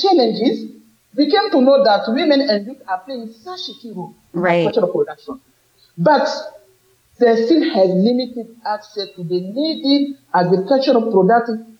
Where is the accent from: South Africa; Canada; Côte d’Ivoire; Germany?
Côte d’Ivoire; I'm from Cote d'Ivoire myself